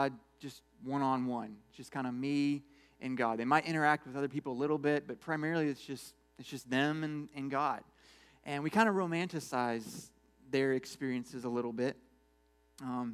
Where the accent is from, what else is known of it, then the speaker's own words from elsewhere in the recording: United States; I'm an American too